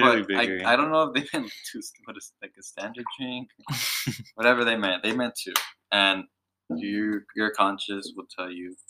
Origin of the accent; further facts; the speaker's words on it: Philippines; I'm …, I'm Filipino.